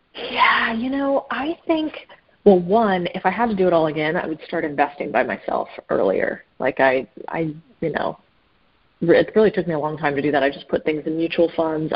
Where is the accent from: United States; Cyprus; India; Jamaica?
United States; Phoenix, Arizona; I grew up in in Phoenix, Arizona